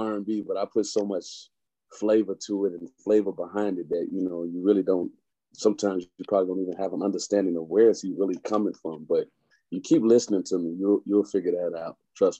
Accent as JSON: {"language": "English", "town": "Kankakee", "region": "Illinois", "country": "United States", "tie": "born or raised there", "said": "I am from Kankakee, Illinois, K3. Killer Keys all day. It's all I represent. I was born and raised."}